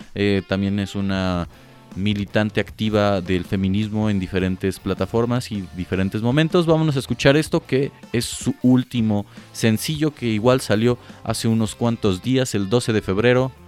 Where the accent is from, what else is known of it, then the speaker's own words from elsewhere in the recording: Mexico; como mexicanos